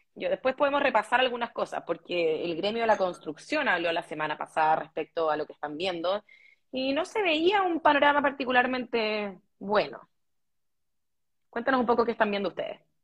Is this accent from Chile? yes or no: yes; Chile; somos marqueros los chilenos